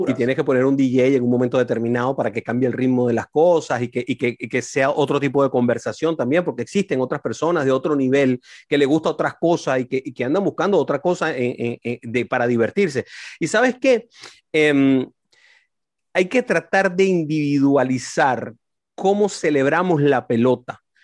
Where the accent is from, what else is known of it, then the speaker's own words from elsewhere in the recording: Venezuela; now in United States; en mi país